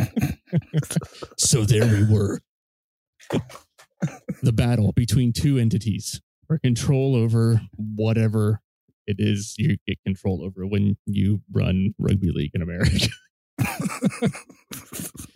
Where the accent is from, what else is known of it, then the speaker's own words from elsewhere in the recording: Ohio, United States; I'm from Ohio